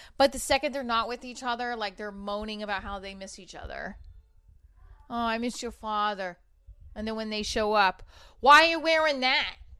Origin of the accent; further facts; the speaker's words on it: New Jersey, United States; I'm from Jersey